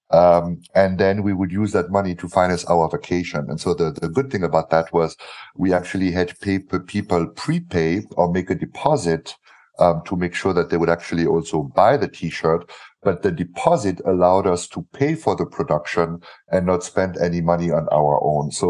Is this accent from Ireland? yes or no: no; Brussels, Belgium; also born or lived in Cologne, Germany / Africa; Actually, I didn't grow up in Germany. That's the weird thing. So I was born in Cologne uh, spent the first 10 years of my life in Africa and the next 12 years of my life in Brussels.